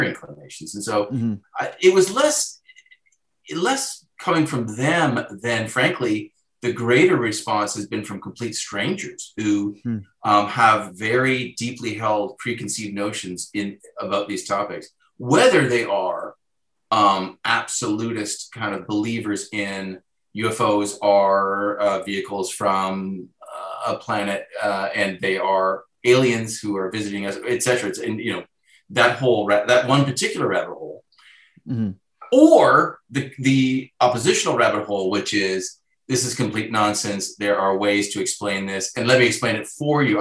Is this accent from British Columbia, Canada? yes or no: no; Southern Ontario, Canada; now in Toronto, Canada; born and raised in Southern Ontario in a small town